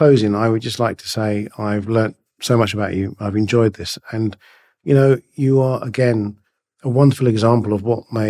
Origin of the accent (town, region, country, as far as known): India